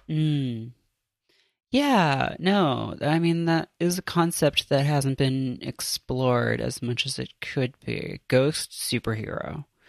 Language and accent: English; Canada; moved away as an adult; now in United States; I grew up in Canada